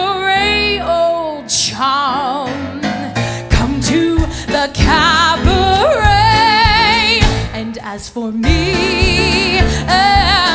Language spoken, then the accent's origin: English; Georgia, United States; also born or lived in Boston, Massachusetts; now in Las Vegas, United States; I was born in Boston and I was raised in Georgia